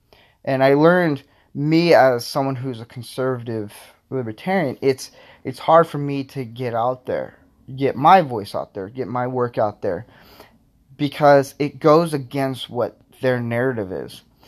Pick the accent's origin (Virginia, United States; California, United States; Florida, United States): Florida, United States; now in Nebraska, United States; I'm originally from Florida, moved to Nebraska. So I would say I'm a southern boy.